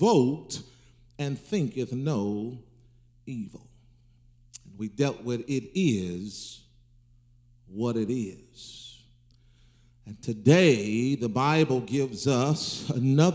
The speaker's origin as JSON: {"language": "English", "region": "the South", "country": "United States", "said": "I'm going back to my roots in the South"}